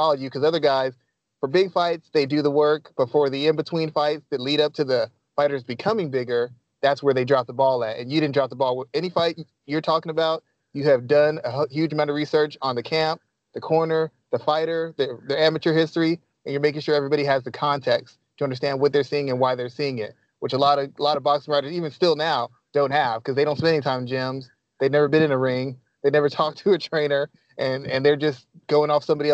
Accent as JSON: {"language": "English", "town": "San Antonio", "region": "Texas", "country": "United States", "said": "I'm from San Antonio, Texas"}